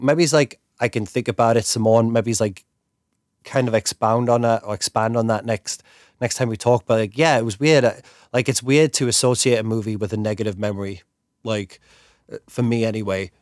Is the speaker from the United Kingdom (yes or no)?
yes; England, United Kingdom; me being English